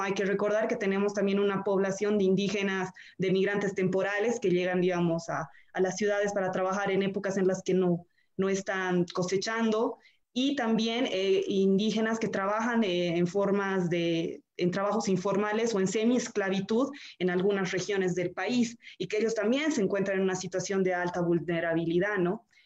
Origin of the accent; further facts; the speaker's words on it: Bolivia; como sociedad boliviana